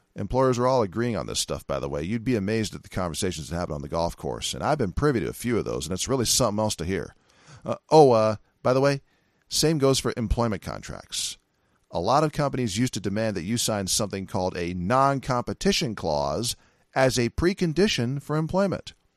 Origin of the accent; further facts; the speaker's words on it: California, United States; California, my home state